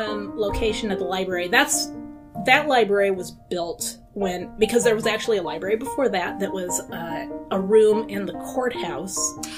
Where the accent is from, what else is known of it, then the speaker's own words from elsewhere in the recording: Weston, Oregon, United States; also born or lived in Walla Walla, Washington; I was born in Walla Walla. When I was one, we moved to Weston, lived in the same house until I was about 35, 36.